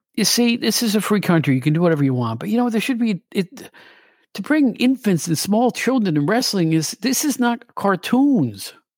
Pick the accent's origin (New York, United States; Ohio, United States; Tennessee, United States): New York, United States; Albany; my hometown of Albany where I grew up.